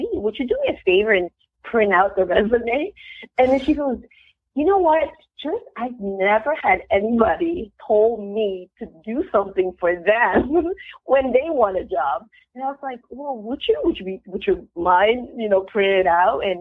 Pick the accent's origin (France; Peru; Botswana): Peru; also born or lived in Queens, New York / Miami; now in United States; I'm actually from Peru